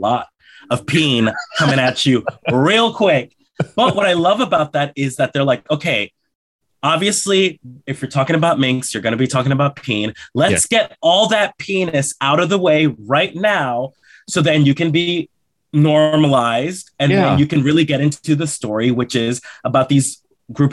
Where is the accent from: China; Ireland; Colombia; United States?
Colombia; moved away; I was born in Colombia, in South America